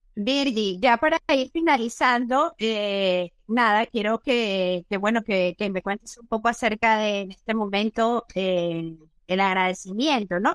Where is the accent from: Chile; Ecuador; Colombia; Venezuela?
Venezuela; moved away as an adult; now in Spain; nuestro país